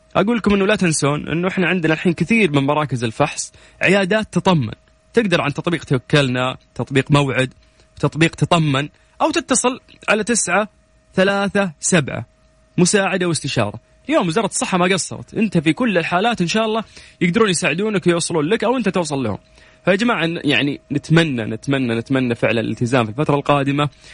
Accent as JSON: {"language": "Arabic", "town": "Riyadh", "region": "Riyadh Province", "country": "Saudi Arabia", "tie": "born or raised there", "moved": "yes", "said": "انا من مواليد ونشأة الرياض"}